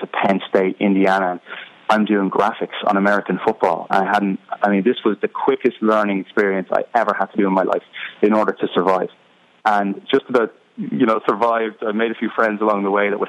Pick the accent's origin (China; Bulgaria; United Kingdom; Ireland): Ireland; Dublin, Leinster; moved away as an adult; now in United States; I'm from Dublin in Ireland, but my mother is from Chicago, Illinois